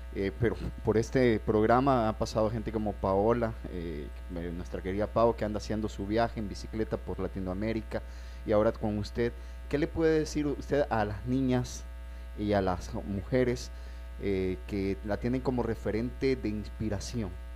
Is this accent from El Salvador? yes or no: yes; El Salvador